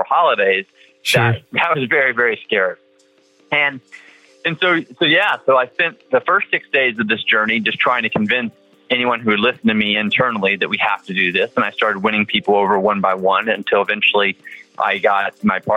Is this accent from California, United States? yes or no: no; Texas, United States; I'm from Texas